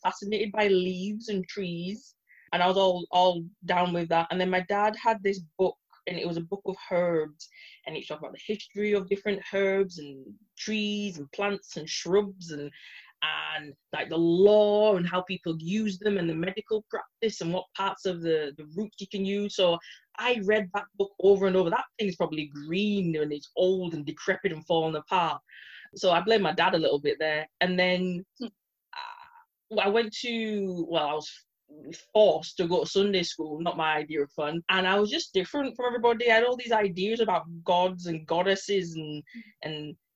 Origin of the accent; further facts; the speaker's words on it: Bradford, Yorkshire and the Humber, United Kingdom; moved away as an adult; also born or lived in Edinburgh; now in Aberdeen, United Kingdom; I had a choice whether to go and stay in my hometown of Bradford or go to Scotland